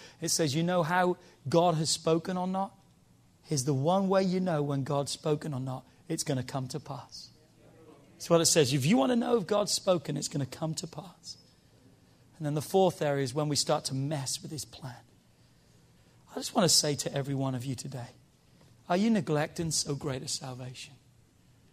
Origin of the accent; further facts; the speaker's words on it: United Kingdom; now in United States; I'm British. I was born in Britain. I just got my American citizenship